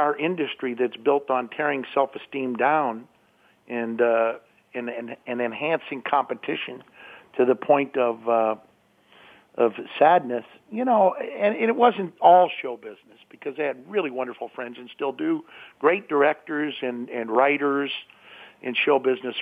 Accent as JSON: {"language": "English", "town": "St. Louis", "region": "Missouri", "country": "United States", "tie": "born or raised there", "also_born_or_lived": "Pittsburgh, Pennsylvania / San Francisco", "moved": "yes", "said": "we moved to St. Louis, Missouri. So I was a Midwesterner and grew up in the Midwest"}